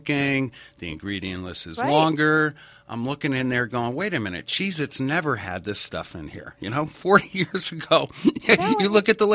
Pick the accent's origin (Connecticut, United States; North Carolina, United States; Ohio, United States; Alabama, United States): Connecticut, United States; Stamford; I grew up in Stamford, Connecticut, and used to play around in New York all the time